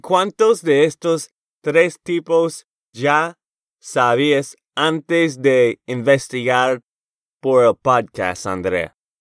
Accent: Texas, United States; de Texas, Estados Unidos

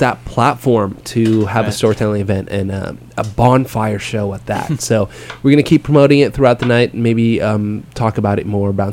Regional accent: San Jose, California, United States; I grew up in San Jose

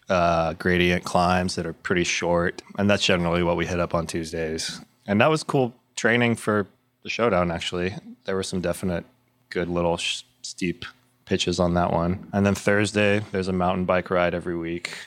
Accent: Corpus Christi, Texas, United States; now in Austin, United States; I've lived in Austin for 20 years. This is home, but I'm from Corpus Christi originally, uh, down by the coast

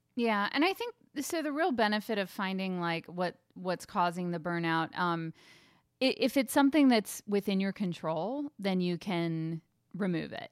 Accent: Germany; moved away; I grew up in Germany

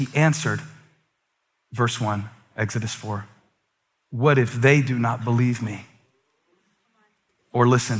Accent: Moncks Corner, South Carolina, United States; moved away; I'm from Monk's Corner, South Carolina

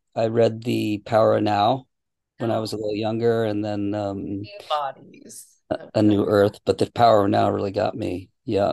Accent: Boston, Massachusetts, United States; moved away as an adult; now in California, United States; I grew up in Boston, so I I know the uh, the cold winters.

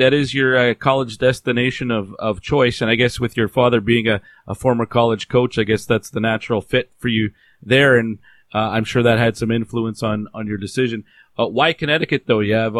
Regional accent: Canada; I know as a Canadian, most Canadians do end up going the CHL route

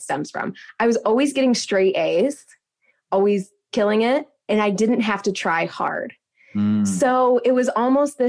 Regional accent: Midwest, United States; I grew up in the Midwest

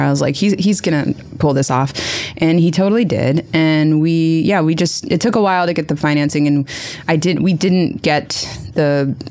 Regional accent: Wilmington, Delaware, United States; I grew up in Wilmington, Delaware

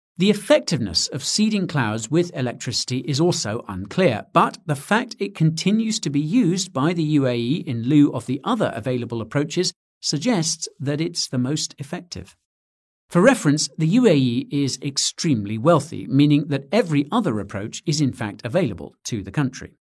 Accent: United Kingdom; Being British

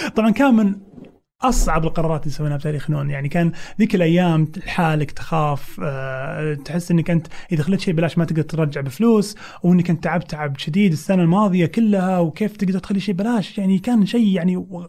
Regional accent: Saudi Arabia; عندنا بالسعوديه

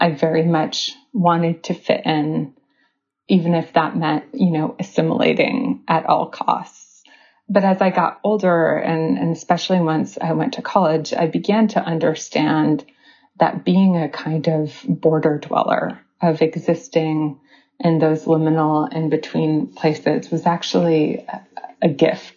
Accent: New York City, New York, United States; I was born on the Lower East Side of New York City, and I have three passports

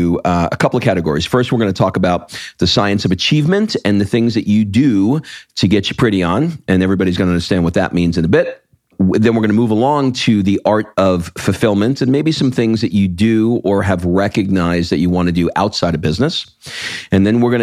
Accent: New York, United States; I grew up in New York

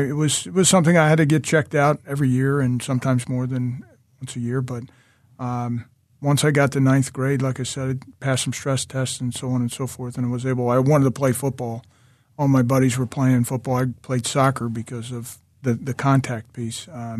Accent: Doylestown, Pennsylvania, United States; also born or lived in Hatboro; I am. I grew up early in Hatboro, and then my folks moved to Doylestown when I was 12.

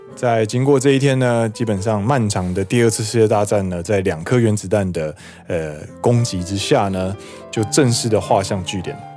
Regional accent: Taiwan; now in Japan; 身为台湾人，我的台语不可以这么差

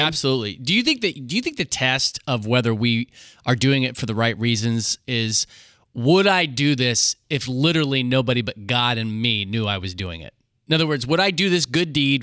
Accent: Hutchinson, Kansas, United States; my next door neighbor that I grew up with in Hutchinson, Kansas

